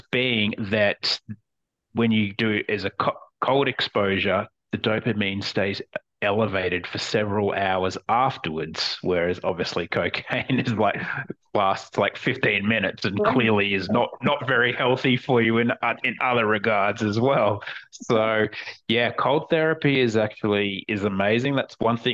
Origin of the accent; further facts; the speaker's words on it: Queensland, Australia; moved away as an adult; now in Copenhagen, Denmark; I moved here from Australia, and it certainly doesn't get that cold in Australia. And I was used to coming from a place that's, you know, in Queensland